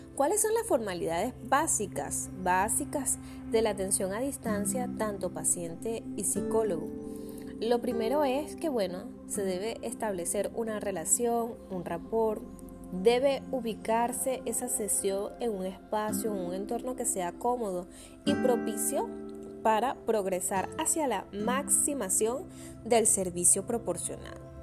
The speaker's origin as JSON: {"language": "Spanish", "country": "Venezuela", "said": "yo me encuentro en Venezuela"}